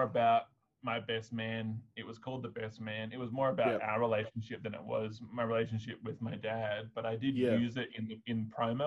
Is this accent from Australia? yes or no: yes; Australia; I'm white Australian